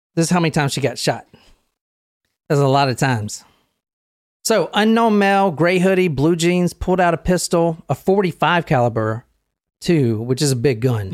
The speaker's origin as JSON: {"language": "English", "town": "Gilbert", "region": "Arizona", "country": "United States", "tie": "born or raised there", "said": "I grew up in Gilbert"}